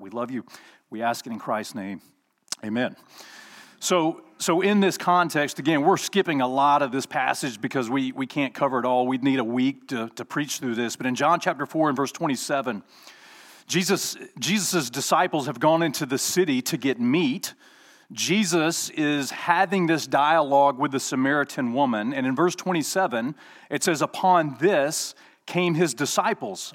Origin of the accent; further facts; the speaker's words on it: Alabama, United States; I'm from Alabama